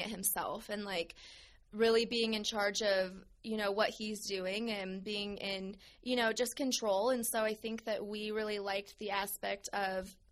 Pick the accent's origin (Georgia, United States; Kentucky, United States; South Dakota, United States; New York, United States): South Dakota, United States; now in Tucson, United States; I'm originally from South Dakota, and growing up, my mom was a stay-at-home mom